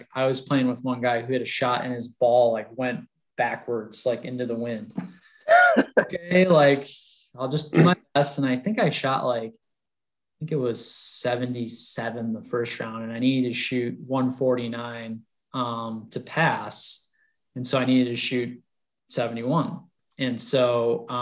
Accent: Minnesota, United States; moved away; also born or lived in Colorado; growing up in Minnesota and then in Colorado

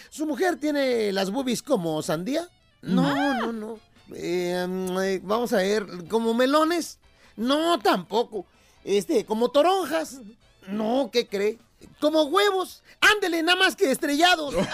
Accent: coast, Mexico; costeño, con gusto saludarlos como siempre.

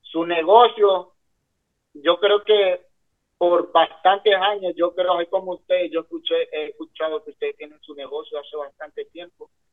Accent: San Pedro Sula, Cortés, Honduras; moved away as an adult; now in Sarasota, United States; Soy hondureño nací en San Pedro Sula

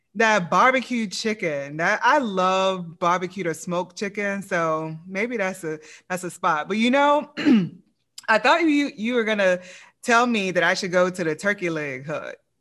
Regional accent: Louisiana, United States; I'm from Louisiana

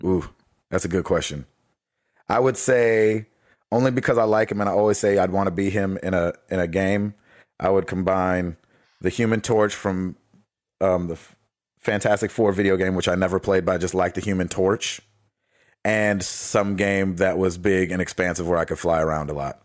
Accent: United States; I'm American

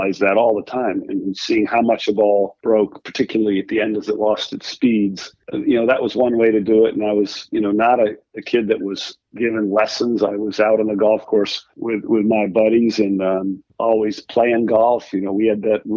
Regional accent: Rhode Island, United States; I grew up in Rhode Island, where I am now

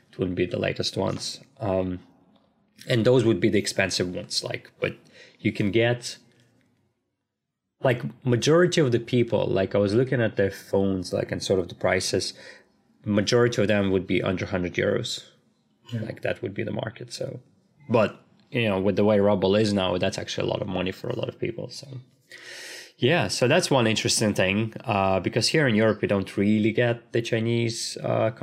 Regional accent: Ryazan, Ryazan Oblast, Russia; now in Dublin, Ireland; my hometown, Rizan

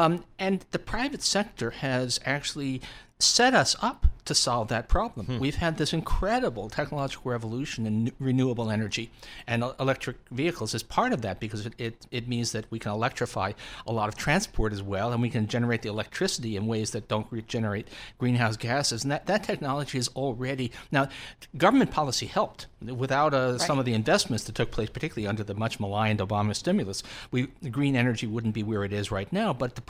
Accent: Long Island, New York, United States; I'm a bull, and you know I grew up in this on Long Island.

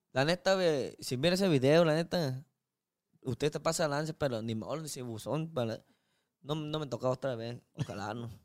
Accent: China; Spanish is a second language; moved away as an adult; now in Culiacán, Mexico; soy uno chino una persona china

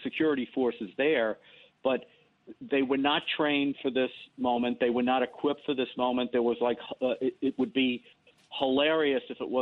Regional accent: New York City, New York, United States; I grew up in the South Bronx, in the Bronx, and went to school in the South Bronx in the 60s and 70s

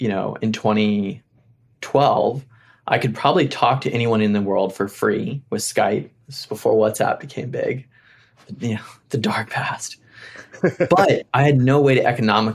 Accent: Appalachia, United States; moved away; also born or lived in Middle East / East Africa; I grew up in Appalachia, spent a lot of time in Middle East and East Africa when I was younger.

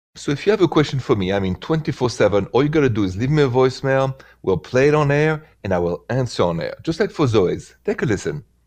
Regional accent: France; I'm from France.

